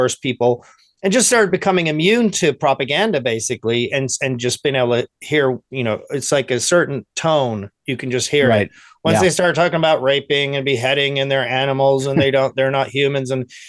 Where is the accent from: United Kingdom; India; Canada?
United Kingdom; England; my parents being Irish, and back then there was still tension between England and Ireland with the IRA and trying to get there, you know, so I would go to school in England, and everyone would be hating the Irish people.